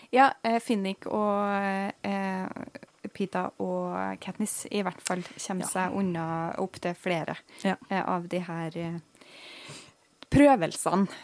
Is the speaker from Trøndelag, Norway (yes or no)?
yes; Trøndelag, Norway; now in Bergen, Norway; som trønder i Bergen